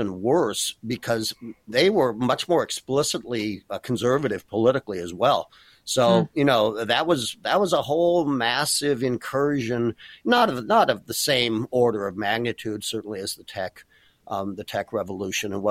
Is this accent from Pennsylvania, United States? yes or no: no; Berkeley, California, United States; also born or lived in Oakland / Chicago; now in San Francisco, United States; I grew up in Berkeley